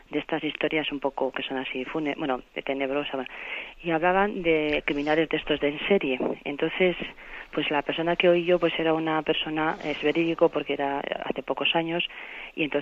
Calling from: Soria, Castile and León, Spain; aquí de Soria.

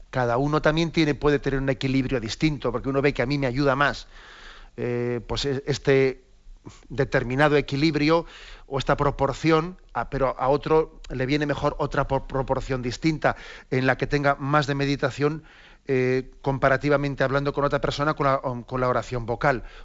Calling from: Arrecife, Canary Islands, Spain; Buenos días, eh, Monseñor. … de Arrecife.

